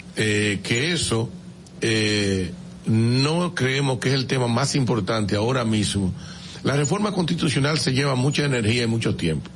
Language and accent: Spanish; San Pedro de Macorís, Dominican Republic; yo que soy de San Pedro de Macorís